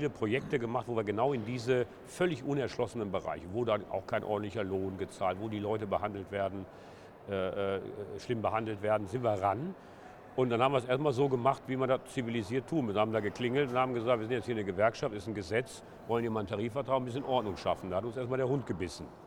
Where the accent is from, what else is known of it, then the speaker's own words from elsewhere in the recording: Essen, North Rhine-Westphalia, Germany; born there; Ja, kann man am Nachnamen schon ablesen. ja … ja. bin geboren in Essen-Stehl im Knappschaftskrankenhaus.